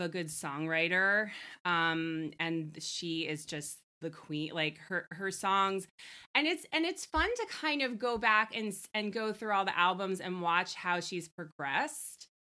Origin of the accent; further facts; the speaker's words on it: Long Island, New York, United States; I'm a girl from Long Island.